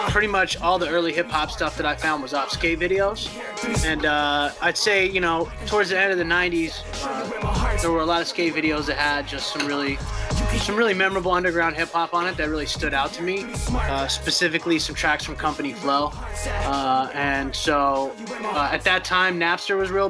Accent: West Coast, United States; moved away as an adult; also born or lived in Long Beach, California; now in Denver, United States; I grew up on the West Coast

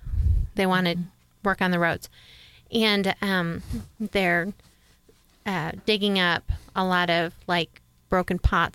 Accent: New York, United States; now in Oklahoma, United States; I have never lived in Mississippi. I'm actually from New York.

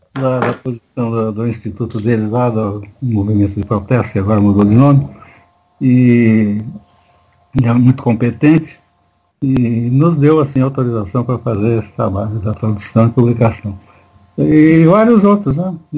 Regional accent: Marília, São Paulo, Brazil; born or raised there; also born or lived in São Carlos

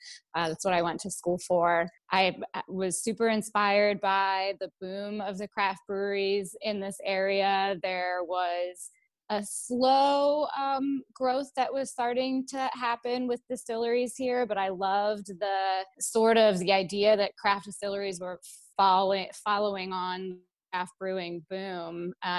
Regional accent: Frederick, Maryland, United States; Growing up, Frederick actually had the nickname Fredneck.

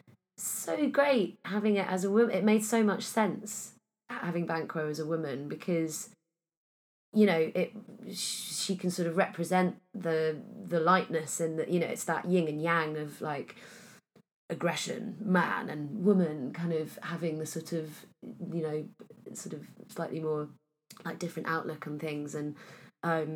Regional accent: Pembrokeshire, southwest Wales, United Kingdom; now in London, United Kingdom; I was brought up in Wales

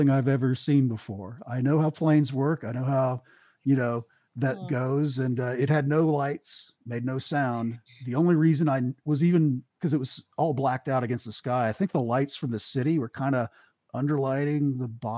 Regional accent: Eastern Kentucky, United States; moved away as an adult; I grew up in Eastern Kentucky

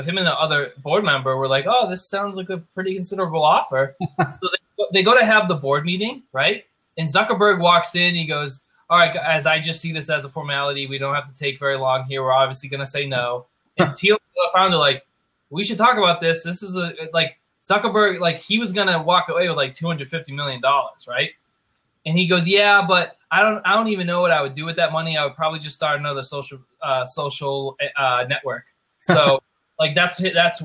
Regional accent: New England, United States; now in Florida, United States; I'm from New England, and when I go home

